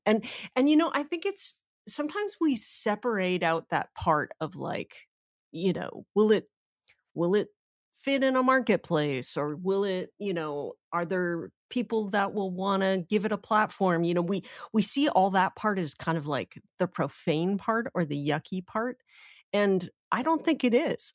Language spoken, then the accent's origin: English; Canada; I'm Canadian